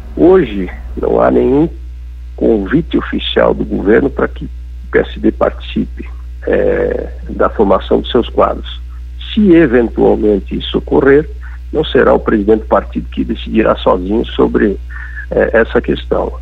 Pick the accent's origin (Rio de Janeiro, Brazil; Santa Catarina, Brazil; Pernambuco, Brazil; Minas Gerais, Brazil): Santa Catarina, Brazil; Faxinal dos Guedes; Eu sou, é, de Faxinaldos Guedes, uma cidade de doze mil habitantes. Meu pai foi quatro vezes prefeito